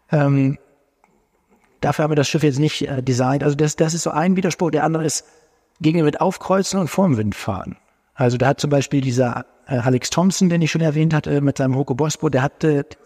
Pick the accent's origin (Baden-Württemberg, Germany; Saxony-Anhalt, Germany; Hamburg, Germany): Hamburg, Germany; Nee, das freut uns natürlich ganz besonders. Als Hamburger.